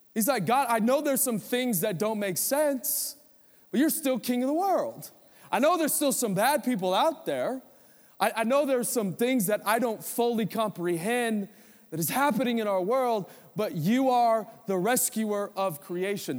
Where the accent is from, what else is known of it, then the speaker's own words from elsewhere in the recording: United States; As American Christians